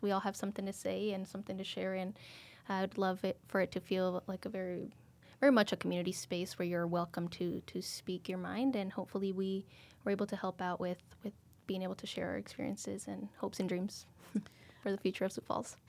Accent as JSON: {"language": "English", "country": "Mexico", "tie": "born or raised there", "moved": "yes", "said": "I was born in Mexico, so we are traditionally Catholic"}